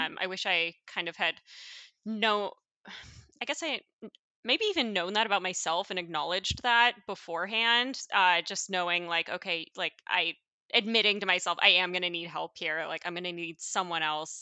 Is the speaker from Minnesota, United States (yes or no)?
no; Coeur d'Alene, Idaho, United States; moved away as an adult; now in Seattle, United States; our hometown, um, where I'm from, uh, North Idaho, Coeur d'Alene